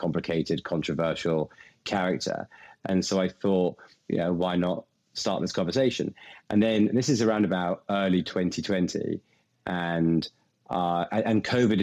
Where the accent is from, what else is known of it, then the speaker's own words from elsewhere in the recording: England, United Kingdom; me being English and foreign